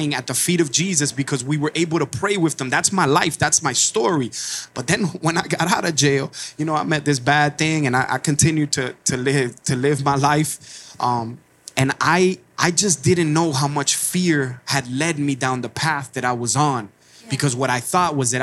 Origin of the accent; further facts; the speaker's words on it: Miami, Florida, United States; I came from Cuba in my mama's belly. 1980, Mariel Boatlift, as a Cuban immigrant in a city in Miami, Florida